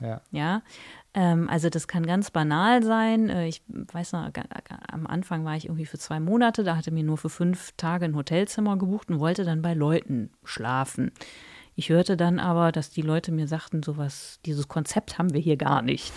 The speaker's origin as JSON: {"language": "German", "town": "Mönchengladbach", "region": "North Rhine-Westphalia", "country": "Germany", "tie": "born or raised there", "also_born_or_lived": "Cologne", "accent": "Rhenish", "said": "ich bin in, in der Nähe von Köln geboren, habe dann auch ein bisschen in Köln gewohnt, bin in Mönchengladbach aufgewachsen"}